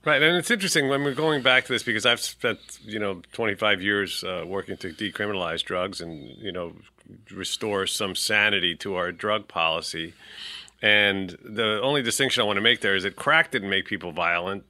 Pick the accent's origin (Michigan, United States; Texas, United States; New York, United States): New York, United States; New York City; I'm a New Yorker, born and bred